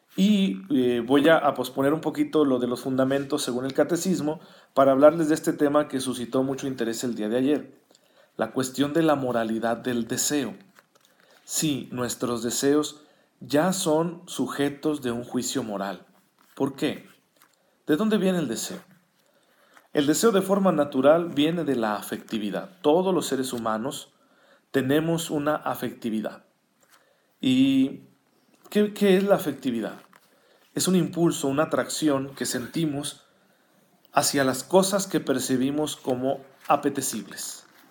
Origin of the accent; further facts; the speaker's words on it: Saucillo, Chihuahua, Mexico; now in Chihuahua, Mexico; Saucillo, que es mi tierra natal